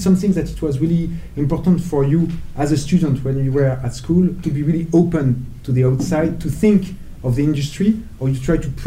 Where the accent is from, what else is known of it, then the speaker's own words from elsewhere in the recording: Copenhagen, Capital Region of Denmark, Denmark; No, no, no, I was raised in Copenhagen.